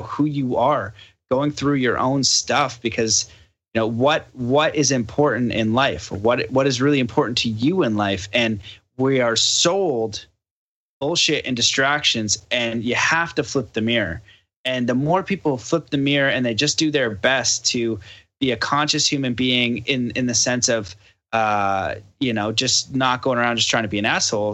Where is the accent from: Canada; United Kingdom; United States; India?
Canada; I'm from Canada